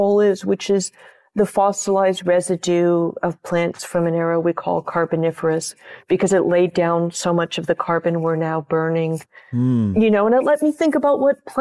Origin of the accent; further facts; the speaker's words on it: California, United States; I'm a Californian